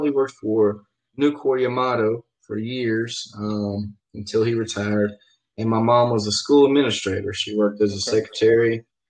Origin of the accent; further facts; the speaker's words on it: Blytheville, Arkansas, United States; also born or lived in Pennsylvania; I was raised in Arkansas. I was born in Pennsylvania, but raised there in Blytheville.